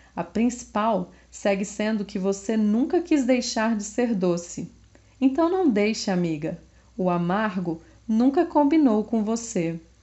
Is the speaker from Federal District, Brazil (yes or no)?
yes; Brasília, Federal District, Brazil; eu sou de Brasília